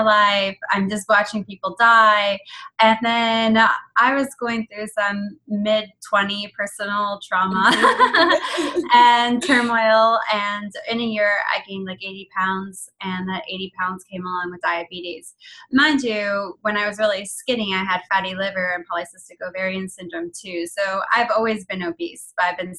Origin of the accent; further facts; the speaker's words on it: Canada; I'm Canadian. I'm like 8th generation Canadian, but my heritage is Irish and Italian